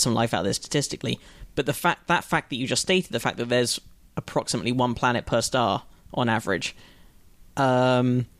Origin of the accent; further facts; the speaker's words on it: London, United Kingdom; moved away; I grew up in London as well